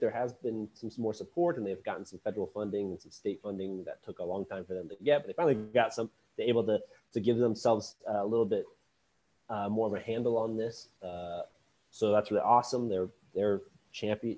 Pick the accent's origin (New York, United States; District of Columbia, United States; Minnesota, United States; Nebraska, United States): Nebraska, United States; Lincoln; I am born and raised in Lincoln, Nebraska